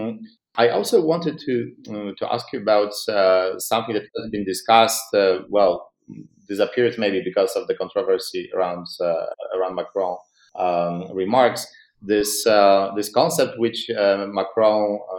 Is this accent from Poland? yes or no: yes; Poland; our region and my home country